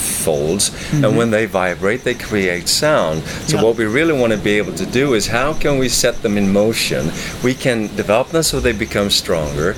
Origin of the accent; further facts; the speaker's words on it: Sweden; moved away; I'm originally from Sweden, so I worked as a performer there.